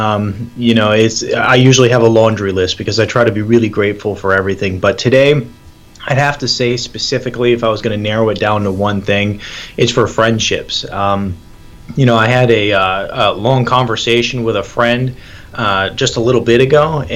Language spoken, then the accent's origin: English; Michigan, United States; moved away as an adult; also born or lived in Atlanta, Georgia; I was born and raised in Michigan.